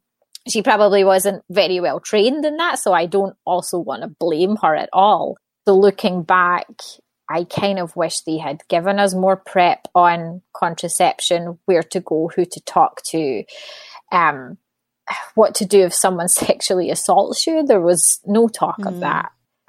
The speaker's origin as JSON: {"language": "English", "region": "Scotland", "country": "United Kingdom", "tie": "born or raised there", "moved": "yes", "said": "So I was born and raised in Scotland. Don't live there anymore. So I would say my accent's definitely died down a little bit."}